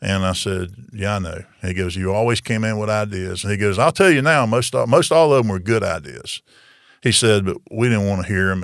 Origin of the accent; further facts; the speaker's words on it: Marianna, Florida, United States; now in Tallahassee, United States; Jackson County and run in my hometown